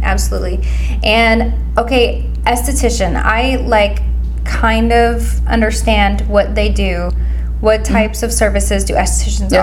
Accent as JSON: {"language": "English", "town": "Pleasant Hill", "region": "Missouri", "country": "United States", "tie": "born or raised there", "said": "I grew up here in Pleasant Hill"}